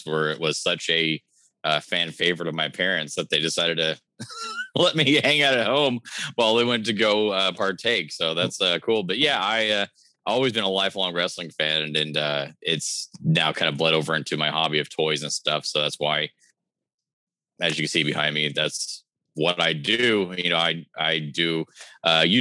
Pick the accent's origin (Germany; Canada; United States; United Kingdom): United States; Oklahoma; I've been born and raised in Oklahoma